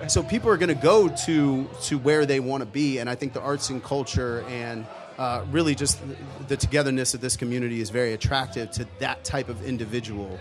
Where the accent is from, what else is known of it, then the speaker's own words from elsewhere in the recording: St. Augustine Beach, Florida, United States; now in Tampa, United States; I grew up in St. Augustine Beach